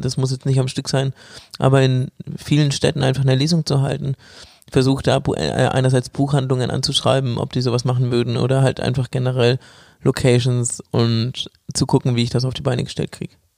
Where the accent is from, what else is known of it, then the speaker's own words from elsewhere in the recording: Bamberg, Bavaria, Germany; moved away; ich bin quasi in meiner Heimat. ähm, ja, in Bamberg.